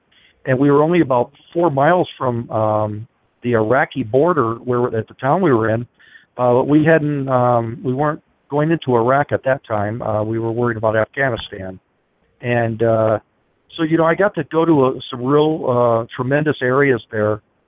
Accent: United States; I thought, whatever happens here, I'm an American, and I'm doing what I have to do for my country.

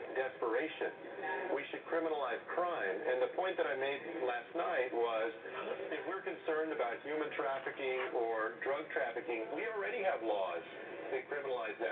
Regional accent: Texas, United States; my home state of Texas

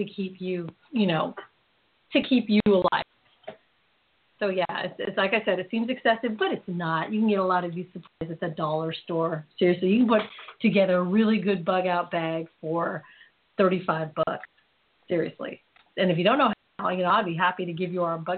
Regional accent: Philippines; I'm Filipino

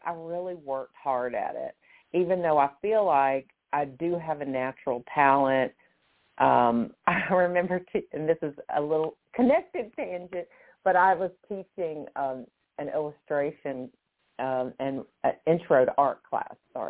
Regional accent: Memphis, Tennessee, United States; moved away as an adult; also born or lived in Kansas City / Chicago / Denver / Toano, Virginia; now in Pittsburgh, United States; I was born and raised in Memphis

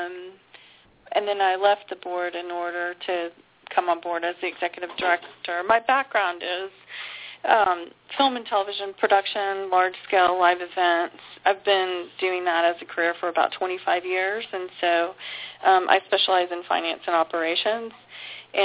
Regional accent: Houston, Texas, United States; I'm from Houston. I grew up here.

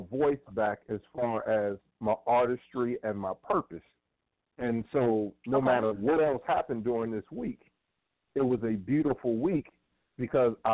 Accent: Cleveland, Ohio, United States; I am from Cleveland

